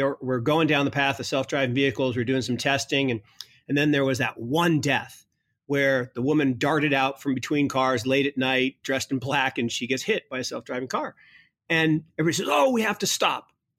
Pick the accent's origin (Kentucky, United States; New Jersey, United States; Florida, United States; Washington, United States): Washington, United States; Kirkland; I mean, it's kind of freaky to think, you know, Kirkland, Washington, where I grew up, was the epicenter of the crisis.